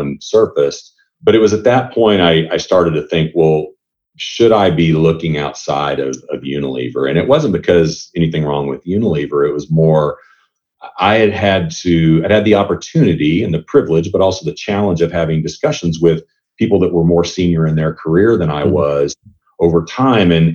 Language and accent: English; United States; moved away as an adult; also born or lived in Europe; As an American